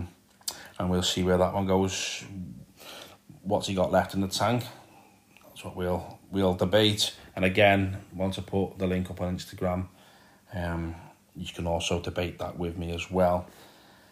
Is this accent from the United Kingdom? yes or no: yes; Liverpool, North West England, United Kingdom; as you can probably tell by the accent. I am from Liverpool.